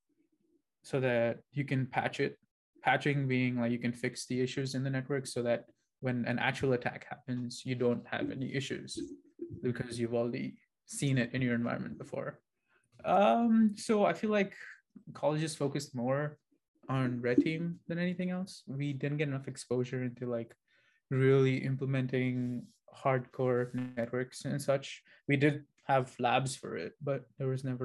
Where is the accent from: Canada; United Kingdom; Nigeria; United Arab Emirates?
United Arab Emirates; Dubai; moved away as an adult; now in United States; I'm from Dubai, technically. Right now, I am in the US